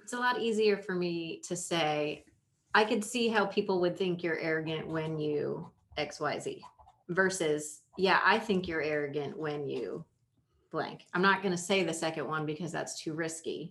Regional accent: Indiana, United States; I grew up in Indiana

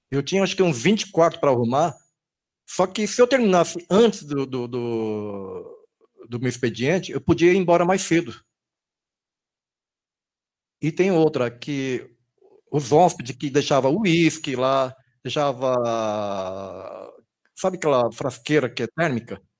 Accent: Brazil; also born or lived in Okinawa, Japan; eu sou brasileiro

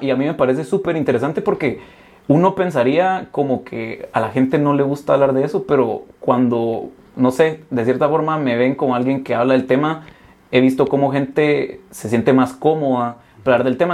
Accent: Guatemala; a mí como guatemalteco

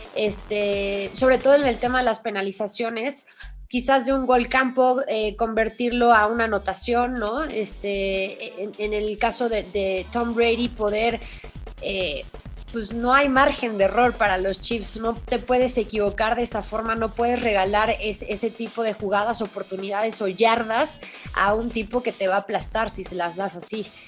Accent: Mexico; en nuestro país, en México

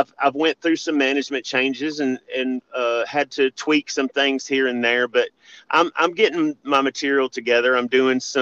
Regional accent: Memphis, Tennessee, United States; Growing up in Memphis, wrestling

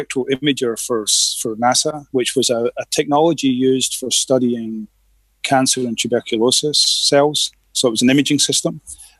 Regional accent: Glasgow, Scotland, United Kingdom; moved away as an adult; now in Houston, United States; I'm originally from Glasgow in Scotland

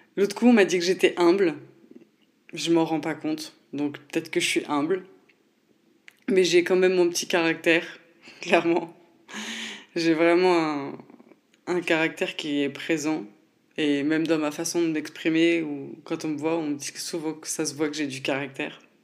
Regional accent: Nancy, Grand Est, France; je viens de Nancy

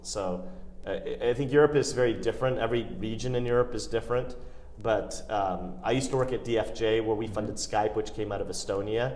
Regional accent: United States; I'm an Indian, but I was born and raised in the United States.

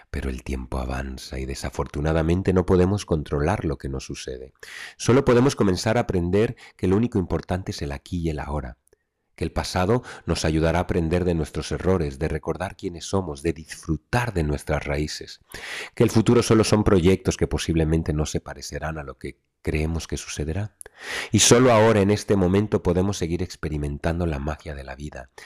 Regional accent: Mexico; moved away; Poder reencontrarme con mi México querido en este 2024 y volver a mis tradiciones, a mis raíces que noto rotas en cierta manera después de tantos años de no viajar a mi casa, a mi tierra, a mis raíces

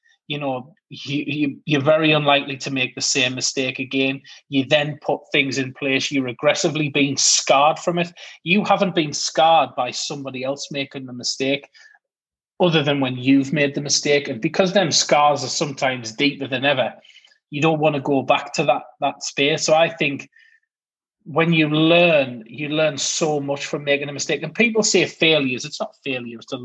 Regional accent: United Kingdom; being British

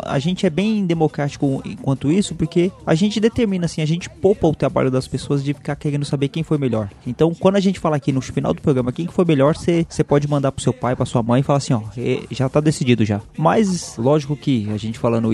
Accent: São Paulo, Brazil; a gente é paulista aqui, né? A gente é de São Paulo

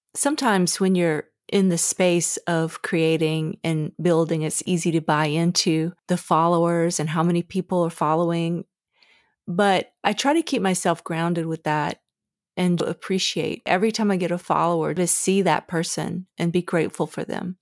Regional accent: the South, United States; Growing up in the South

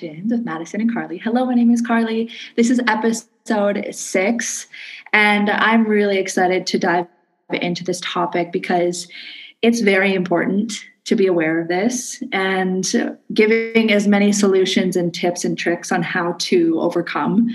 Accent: Canada; now in Indonesia

